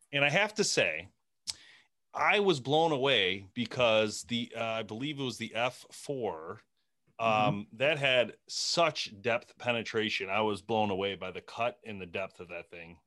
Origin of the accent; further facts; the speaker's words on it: Michigan, United States; we're from Michigan